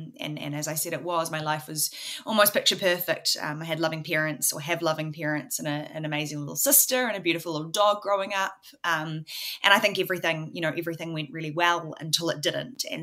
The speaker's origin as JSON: {"language": "English", "region": "Auckland", "country": "New Zealand", "tie": "born or raised there", "said": "I am from Auckland, New Zealand. I've grown up here. I've always lived here."}